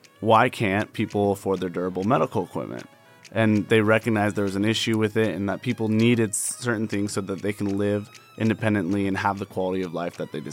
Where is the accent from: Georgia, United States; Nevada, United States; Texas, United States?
Nevada, United States; Las Vegas; I grew up here as a Las Vegas local. This community means a lot to me. Okay. It's my hometown.